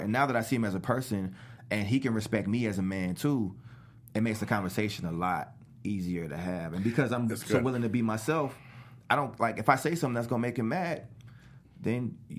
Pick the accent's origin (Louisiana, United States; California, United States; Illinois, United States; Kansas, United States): Louisiana, United States; New Orleans; because I grew up in New Orleans, but I moved back and forth a lot